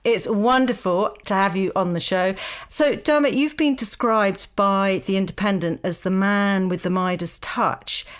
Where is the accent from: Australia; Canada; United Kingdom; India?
United Kingdom; Essex, East of England; I come from Essex